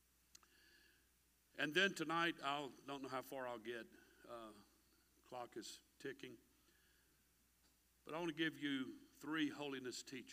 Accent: United States; I'm an American.

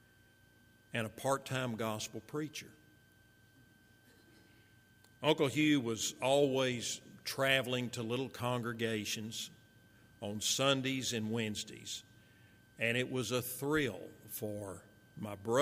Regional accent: Marshall, Texas, United States; also born or lived in Fort Worth, Texas; So following my dad's death, my mother, my little brother, myself, we moved from Fort Worth to Marshall

